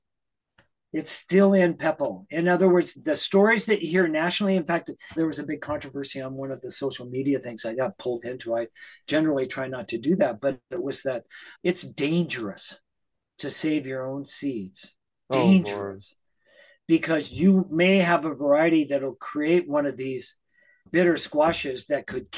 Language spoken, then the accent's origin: English; Idaho, United States; moved away; I grew up in Idaho at 6,000 feet.